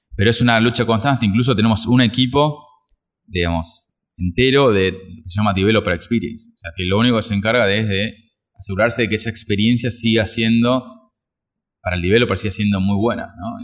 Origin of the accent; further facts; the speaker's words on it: Argentina; como argentinos